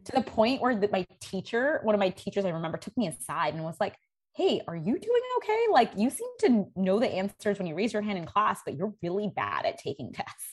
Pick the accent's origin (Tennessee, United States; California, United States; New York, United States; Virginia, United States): New York, United States; New York City; also born or lived in India; I grew up in New York City